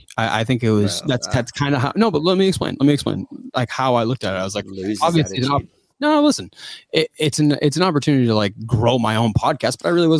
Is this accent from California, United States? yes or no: no; Yarmouth, Massachusetts, United States; I'm from Yarmouth